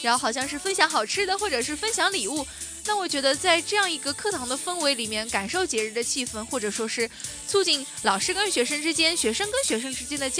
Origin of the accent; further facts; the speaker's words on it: China; 我们中国人